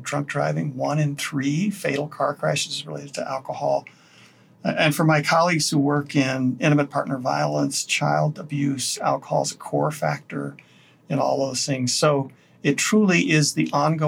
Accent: Wyoming, United States; now in Colorado, United States; my home state of Wyoming

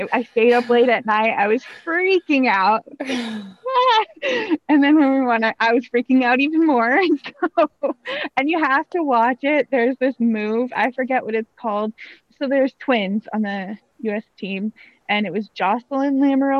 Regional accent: United States; as an American

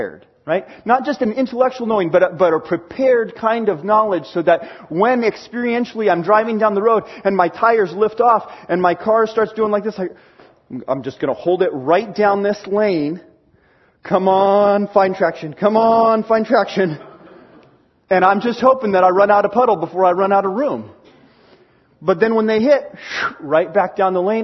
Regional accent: Seattle, Washington, United States; moved away; I grew up in Washington and learned to drive in Washington in the Seattle area

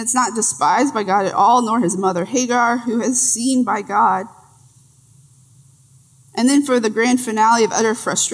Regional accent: Texas, United States; I'm from Texas

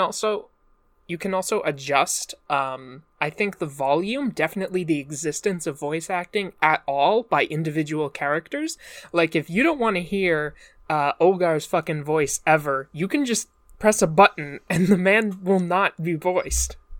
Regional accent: Northeast, United States; accent: generic American; I'm from the Northeast

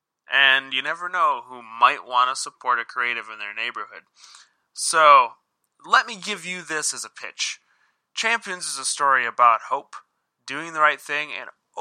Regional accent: Sioux Falls, South Dakota, United States; I'm from Sioux Falls, South Dakota, which is the biggest city in our state

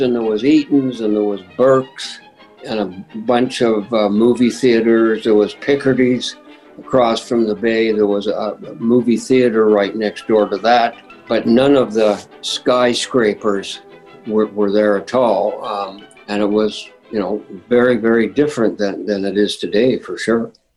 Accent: Winnipeg, Manitoba, Canada; I grew up in St. Vital

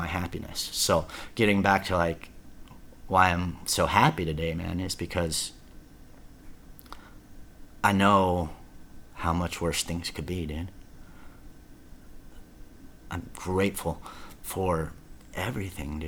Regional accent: Garden Grove, California, United States; moved away; also born or lived in Lake Havasu, Arizona; I'm from Orange County.

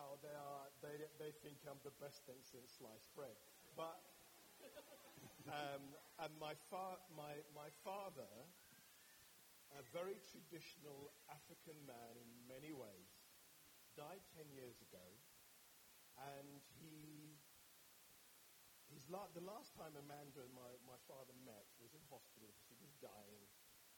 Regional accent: London, United Kingdom; My background is a Catholic boy from North London, from a Nigerian parenting, but raised by my father

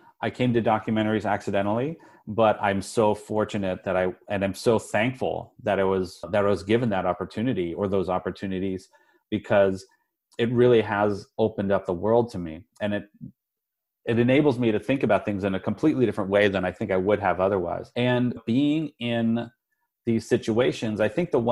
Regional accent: Denver, Colorado, United States; I grew up in Colorado, which is mountainous and it can get cold

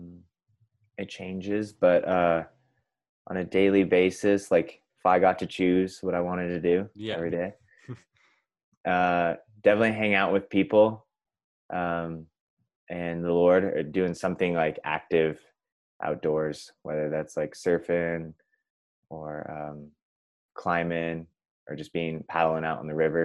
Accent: Wenatchee, Washington, United States; I have lived here my entire life. So that would be, I have to think about that, 25 years.

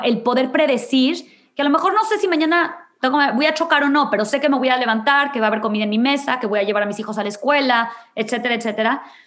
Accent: Monterrey, Nuevo León, Mexico; moved away as an adult; now in Houston, United States; tuve la fortuna de nacer en una familia en Monterrey en donde nunca me faltó nada

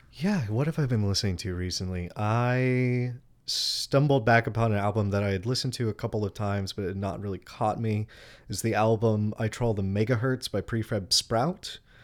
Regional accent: Texas, United States; moved away as an adult; also born or lived in Oregon / South America; now in Charleston, United States; I'm originally from Texas.

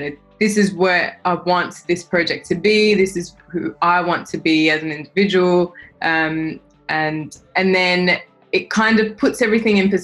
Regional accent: Australia; I'm from Australia, you know, background is Indian

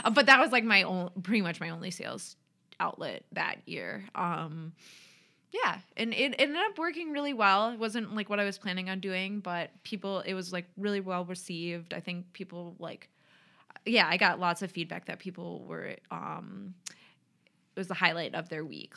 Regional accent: Minneapolis, Minnesota, United States; moved away as an adult; also born or lived in Washington State; now in Rochester, Minnesota, United States; I grew up in the cities, and my parents still live in Eagan

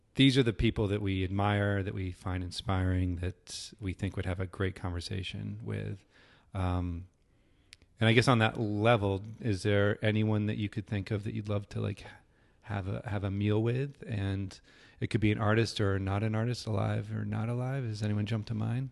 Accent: New Hampshire, United States; I grew up in the Northeast, in New Hampshire

